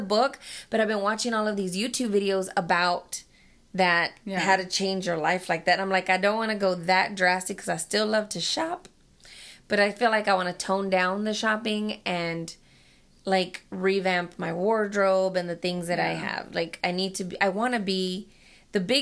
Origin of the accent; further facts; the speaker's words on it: Dallas, Texas, United States; I was born and raised in Dallas and lived there up until I married my husband